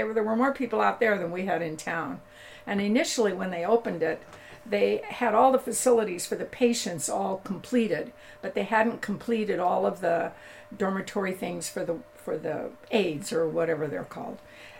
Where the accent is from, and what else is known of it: Camarillo, California, United States; born or raised there